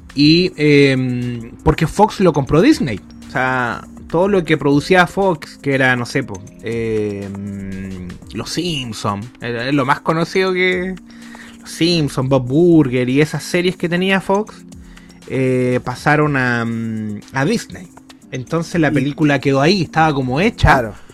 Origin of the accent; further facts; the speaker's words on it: Tocopilla, Antofagasta, Chile; Desde niño, desde cabro chico. Desde Tocopilla